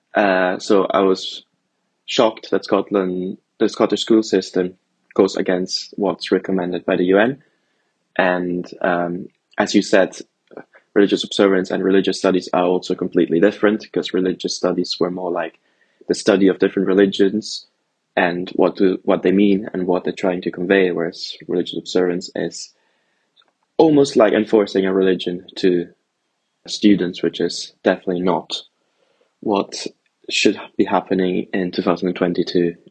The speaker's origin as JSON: {"language": "English", "town": "Rome", "region": "Lazio", "country": "Italy", "tie": "born or raised there", "also_born_or_lived": "Germany", "moved": "yes", "said": "I grew up in Italy, in Rome, and my parents are Italian and German"}